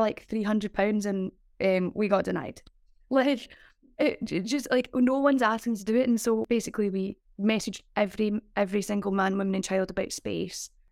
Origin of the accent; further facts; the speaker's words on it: Glasgow, Scotland, United Kingdom; moved away as an adult; also born or lived in London; I'm from Glasgow as well.